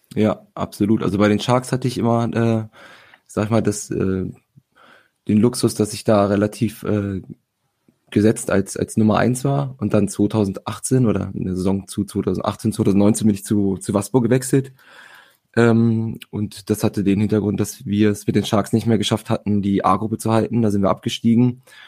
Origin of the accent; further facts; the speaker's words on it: Hanover, Lower Saxony, Germany; komme gebürtig aus Hannover, spiele wie gesagt hier in Hannover